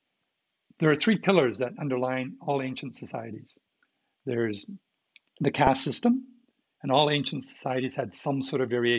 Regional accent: Canada; from what I remember from being taught in Canadian schools

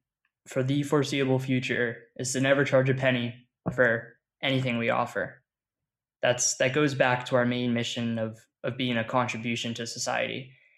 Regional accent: Caracas, Capital District, Venezuela; born there; I was born in Caracas, Venezuela.

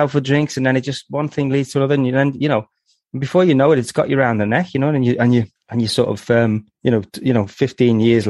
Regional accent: Liverpool, North West England, United Kingdom; I grew up in Liverpool in a small place called Highton

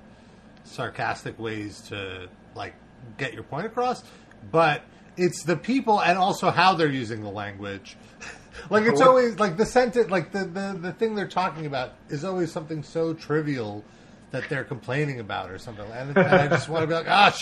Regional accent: United States; I'm American. and I'm really, like, first generation American.

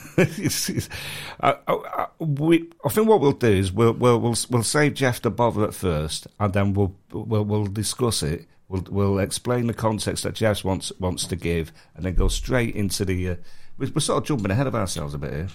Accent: Manchester, North West England, United Kingdom; moved away; I'm from Manchester

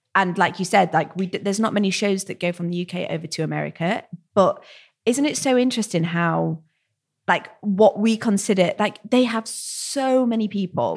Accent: United Kingdom; as a British

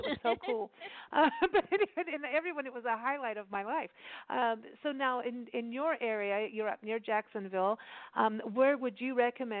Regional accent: Kenya; also born or lived in South Africa; I grew up that way. I grew up in Kenya and South Africa, and I'm used to being checked for bombs and things all the time.

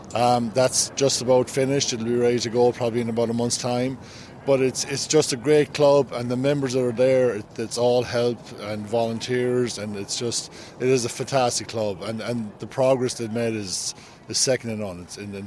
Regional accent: Curraheen, Munster, Ireland; now in Rockland County, United States; I'm from Kerry. I'm from a little place called Curraheen. It's kind of on the West Kerry as you head out to Dingle. Brenneville, St. Pat's would be my club that I played with. And I've been here for a while now.

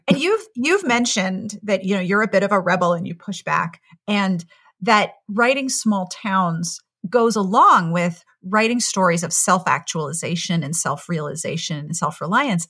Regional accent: Pittsburgh, Pennsylvania, United States; moved away; also born or lived in South Carolina; I grew up in Pittsburgh, which is very Midwestern in culture, and went to college in South Carolina.

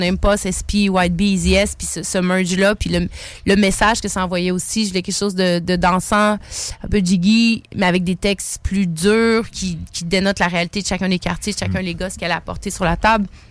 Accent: Quebec City, Quebec, Canada; Mon père est sénégalais, ma mère est québécoise. J'ai grandi à Limoilou

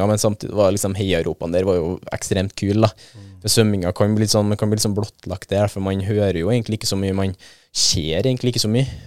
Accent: Trøndelag, Norway; Mest trolig pga. at jeg er trønder sjøl

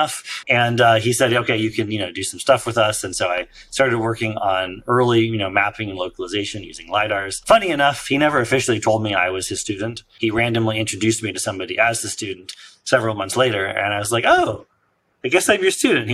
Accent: Silicon Valley, California, United States; I grew up in Silicon Valley

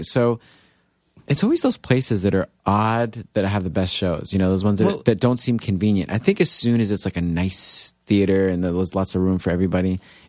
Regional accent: New York, United States; also born or lived in Chicago; No, I'm from New York originally.

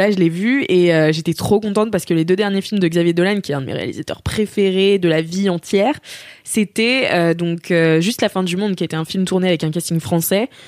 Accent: Quebec City, Quebec, Canada; Je dis, ben oui, mais je viens de Québec, tu, tu viens d'où

